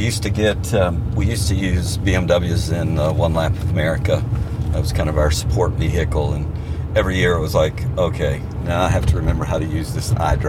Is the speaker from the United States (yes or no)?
yes; Kentucky, United States; now in Cincinnati, United States; I'm from Kentucky.